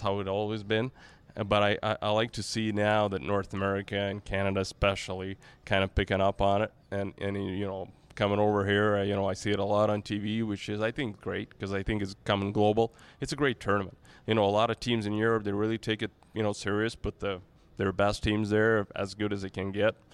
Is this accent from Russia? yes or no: yes; Saint Petersburg, Russia; in Saint Petersburg, my hometown